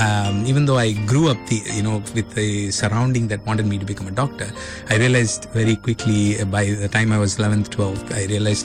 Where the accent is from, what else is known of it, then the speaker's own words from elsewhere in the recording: Dindigul, Tamil Nadu, India; also born or lived in Chennai; I'm from Dindigul. Mm-hmm. I was born and brought up in Dindigul. Mm-hmm. I did my schooling till 12th standard. I grew up in Dindigul. So very interesting lifestyle of being in a small town.